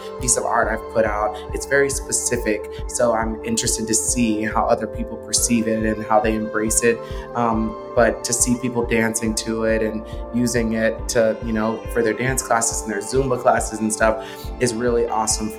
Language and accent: English; Texas, United States; my hometown, Texas